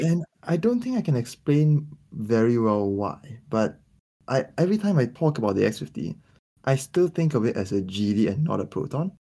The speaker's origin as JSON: {"language": "English", "country": "Malaysia", "said": "as a Malaysian"}